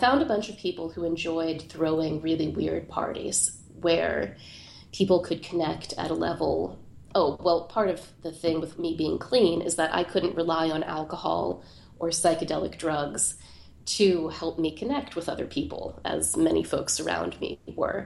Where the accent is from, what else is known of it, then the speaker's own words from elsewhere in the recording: Pittsburgh, Pennsylvania, United States; There's this plateau in Pittsburgh, my hometown, which overlooks the city